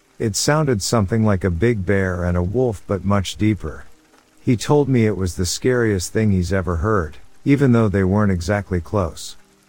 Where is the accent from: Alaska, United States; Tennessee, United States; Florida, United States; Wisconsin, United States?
Alaska, United States; My dad lives in West Virginia. I'm from Alaska and have lived here most of my life.